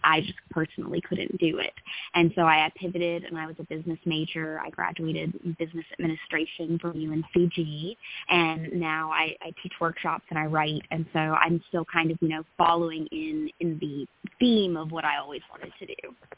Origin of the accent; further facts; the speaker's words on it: Greensboro, North Carolina, United States; I grew up in Greensboro, North Carolina, born, raised, and still here.